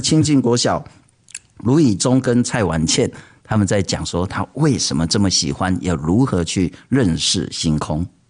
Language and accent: Chinese; Taipei, Taiwan; 我其实从小出生在台北